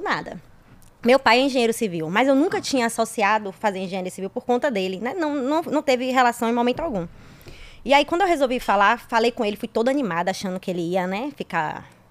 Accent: interior of Bahia, Brazil; Sou do interior, do interior, do interior da Bahia

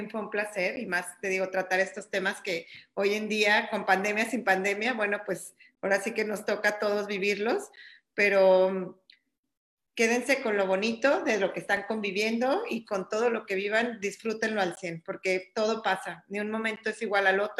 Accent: Mexico City, Mexico; now in Cancún, Mexico; Yo ya estoy aquí en Cancún, estoy ahorita dando terapias vía Zoom eh, mi teléfono es el 55 75 eh, vengo de la Ciudad de México, pero bueno, ya estoy establecida aquí en Cancún

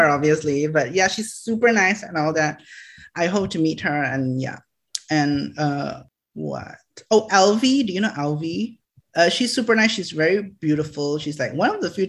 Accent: Selangor, Malaysia; also born or lived in Johor Bahru; Selangor, my hometown.

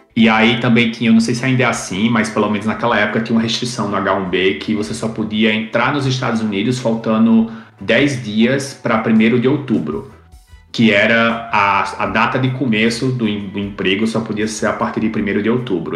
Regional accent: Campina Grande, Paraíba, Brazil; now in Oceanside, United States; eu sou originalmente de Campina Grande, Paraíba, mas eu estou agora em Oceanside, na Califórnia

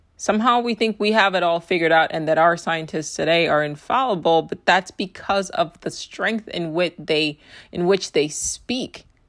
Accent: United States; my experience as an American

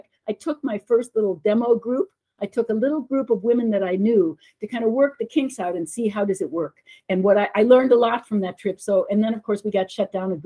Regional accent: Chicago, Illinois, United States; moved away; I'm from Chicago

